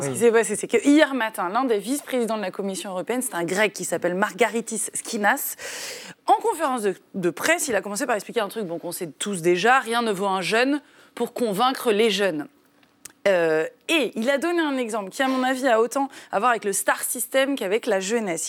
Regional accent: France; chez nous, en France

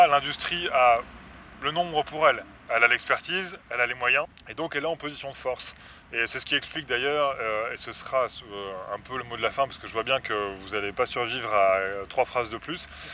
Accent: France; moved away as an adult; now in Brussels, Belgium; je suis français d'origine, ça fait 10 ans que je vis ici.

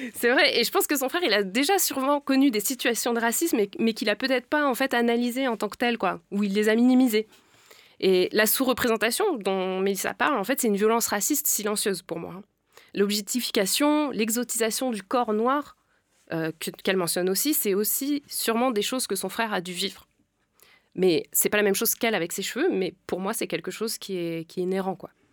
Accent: France; nous, on est nés ici, en fait. On est déjà assimilés

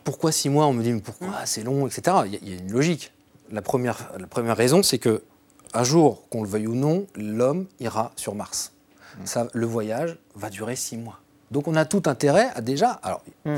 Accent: Troyes, Grand Est, France; je suis de Troyes d'origine

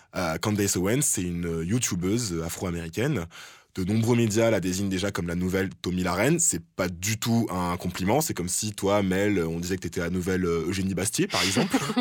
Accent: France; en tant que Français

